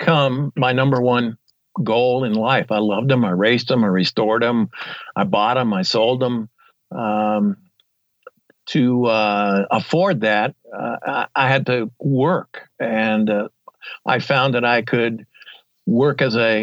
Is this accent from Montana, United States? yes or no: yes; Yellowtail, Montana, United States; I'm from Yellowtail, Montana, and I'm a writer and globetrotter